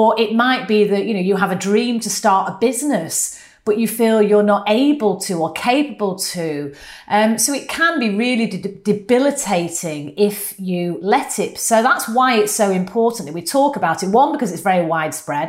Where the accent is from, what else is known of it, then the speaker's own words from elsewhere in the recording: United Kingdom; accent: northern; my northern accent